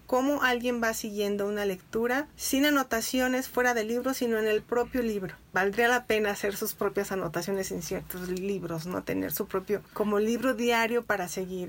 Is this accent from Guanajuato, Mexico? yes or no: yes; Irapuato, Guanajuato, Mexico; Soy de, nací en Irapuato